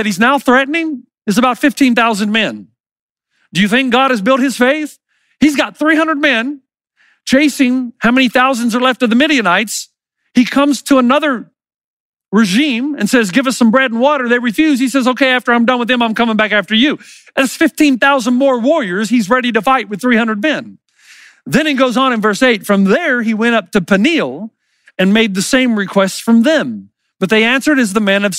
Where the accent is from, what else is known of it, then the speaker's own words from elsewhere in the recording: the South, United States; I grew up in the South.